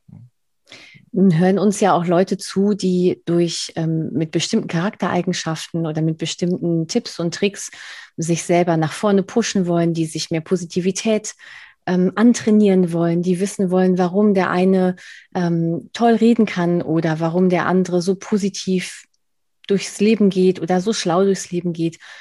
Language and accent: German; Spain; Ich bin, ich bin Spanierin, also ich kann definitiv nicht Berlinerisch